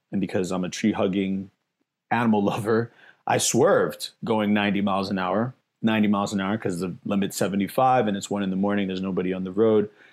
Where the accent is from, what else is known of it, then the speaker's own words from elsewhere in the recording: New York City, New York, United States; now in Las Vegas, United States; I'm from the Bronx, New York, I'm from the hood